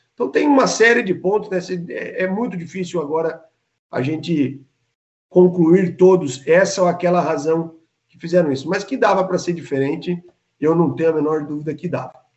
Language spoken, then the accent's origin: Portuguese; Santa Catarina, Brazil; É como catarinense